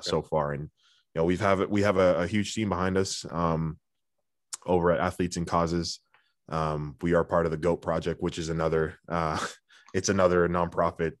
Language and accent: English; Ottawa, Ontario, Canada; also born or lived in Orleans, Ottawa; down the same street of where I grew up